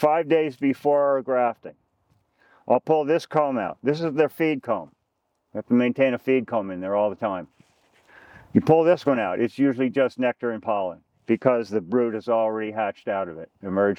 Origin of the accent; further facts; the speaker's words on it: Long Island, New York, United States; now in Vermont, United States; I was brought up on Long Island